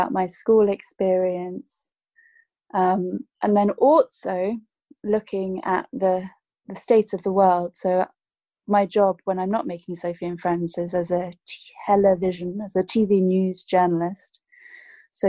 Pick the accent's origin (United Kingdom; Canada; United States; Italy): United Kingdom; I grew up in the United Kingdom